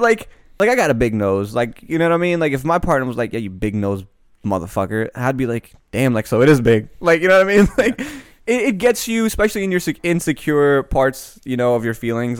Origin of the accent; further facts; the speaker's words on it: Annapolis, Maryland, United States; I grew up in Annapolis, which is predominantly very white.